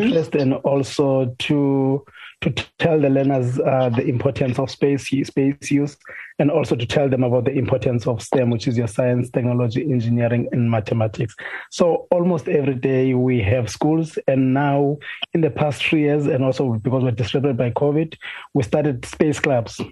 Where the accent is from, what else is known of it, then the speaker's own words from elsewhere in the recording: Hermanus, Western Cape, South Africa; I'm from Zwelihle.